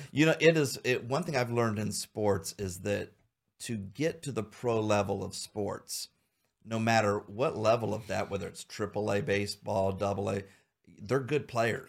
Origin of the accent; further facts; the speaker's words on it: Xenia, Ohio, United States; also born or lived in Troy, Ohio; I grew up in Xenia.